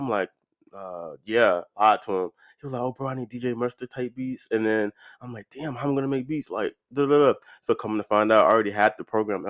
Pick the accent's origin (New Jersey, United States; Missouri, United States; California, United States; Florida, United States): Florida, United States; Jacksonville; Yeah, I was born and raised there.